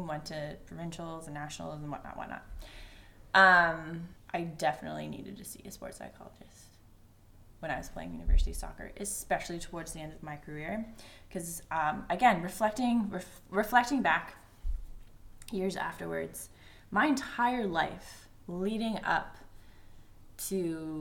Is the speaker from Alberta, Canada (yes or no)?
no; Ontario, Canada; I was born and raised in Ontario, Canada.